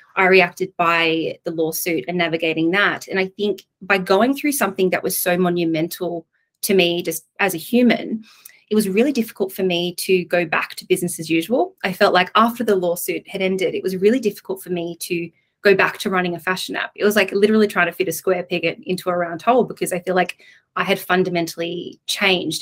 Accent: Coffs Harbour, New South Wales, Australia; moved away as an adult; I'm from Coffs Harbour. I was one of six people in my year at school.

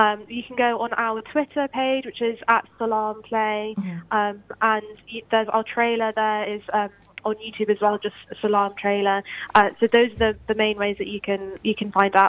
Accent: London, United Kingdom; moved away as an adult; now in Bristol, United Kingdom; growing up in London.

